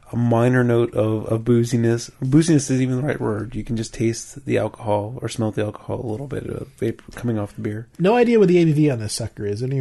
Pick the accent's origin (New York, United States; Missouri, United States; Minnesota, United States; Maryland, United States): Maryland, United States; But I grew up in Maryland and we used to say water, water. So now I say water.